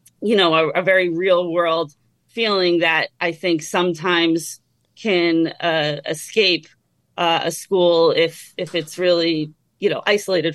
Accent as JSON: {"language": "English", "town": "Methuen", "region": "Massachusetts", "country": "United States", "tie": "born or raised there", "said": "I grew up in Methuen, Mass, right in the middle of all these prep schools"}